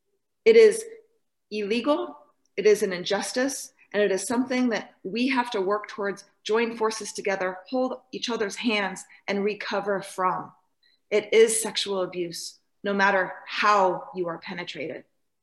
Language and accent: English; Idaho, United States; I grew up in North Idaho with a loving mother and father, and I moved around my whole life because my daddy was in the military